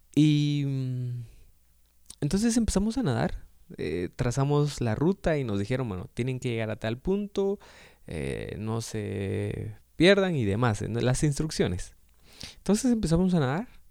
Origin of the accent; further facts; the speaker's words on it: Guatemala; soy de Guatemala